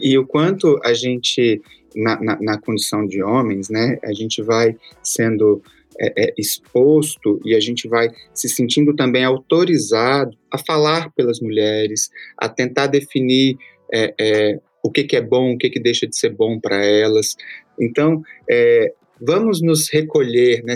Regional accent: Belo Horizonte, Minas Gerais, Brazil; also born or lived in Açailândia, Maranhão; now in São Paulo, Brazil; eu cresci em Belo Horizonte e depois vim pra São Paulo

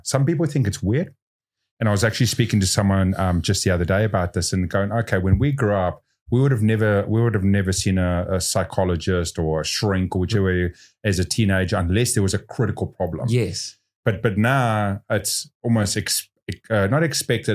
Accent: South Africa; now in New Zealand; I grew up in South Africa

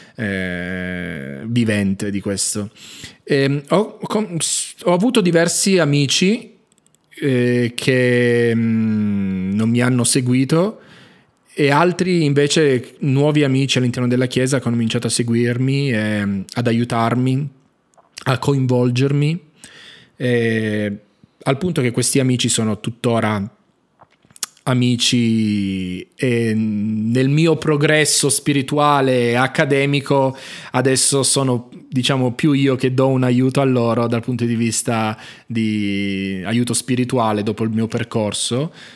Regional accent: Turin, Piedmont, Italy; now in Jerusalem, Israel; si trasferirono poi con entrambe le famiglie al nord Italia, da dove sono nato poi io a Torino

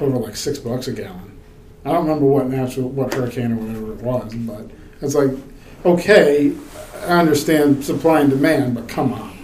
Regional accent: Southeast Virginia, United States; moved away; also born or lived in Chesapeake Bay; growing up in Southeast Virginia

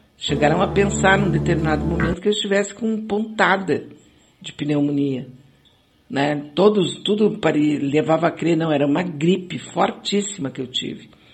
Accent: Rio de Janeiro, Brazil; sou do Rio

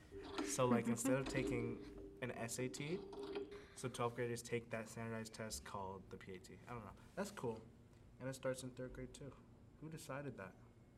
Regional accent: Canada; now in United States; I'm an immigrant from the land of maple syrup. I'm from Canada. I'm a Canadian.

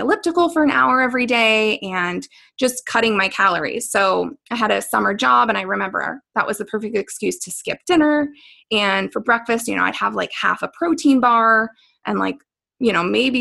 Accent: Pennsylvania, United States; moved away as an adult; also born or lived in Arizona; I grew up in Pennsylvania

